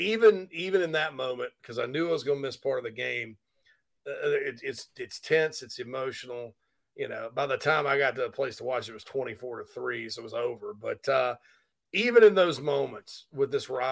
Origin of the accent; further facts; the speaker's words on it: South Carolina, United States; moved away as an adult; also born or lived in Chicago area; growing up in South Carolina